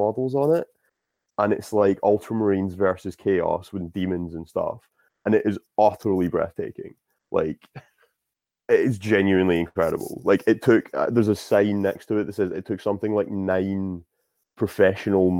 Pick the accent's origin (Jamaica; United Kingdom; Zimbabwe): United Kingdom; Scotland; I'm Scottish.